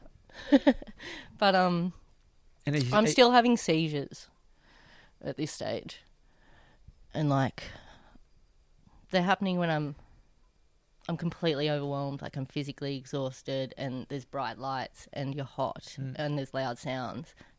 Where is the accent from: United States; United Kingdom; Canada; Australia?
Australia; Wollombi, New South Wales; I'm from Wollombi